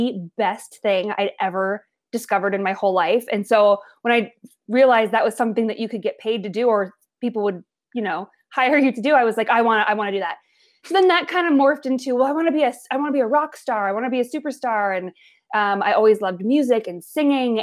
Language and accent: English; Billings, Montana, United States; now in New York, United States; I was born and raised in Billings, Montana, which is the largest city in Montana